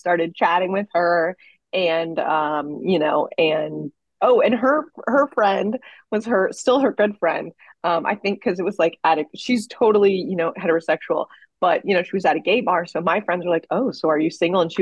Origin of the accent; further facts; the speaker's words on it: Florida, United States; now in Los Angeles, United States; I grew up in Florida.